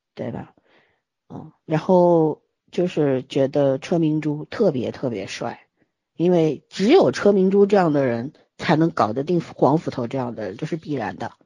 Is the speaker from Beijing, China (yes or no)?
no; Shanghai, China; 我们都是上海人，然后都出过国